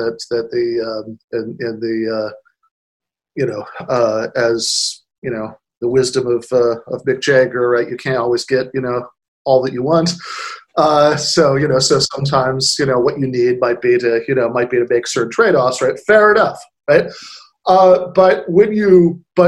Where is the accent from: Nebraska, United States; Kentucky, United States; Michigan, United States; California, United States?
Michigan, United States; my home state of Michigan